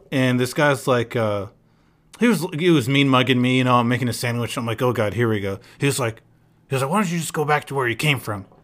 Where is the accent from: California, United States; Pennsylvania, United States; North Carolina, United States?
North Carolina, United States; born there; also born or lived in Palestine; Well, I was born in North Carolina, you know, and this and that, and I lived in Palestine for a few years